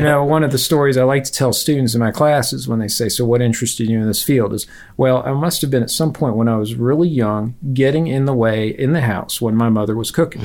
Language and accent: English; Virginia, United States; moved away as an adult; now in Auburn, United States; I grew up in Virginia.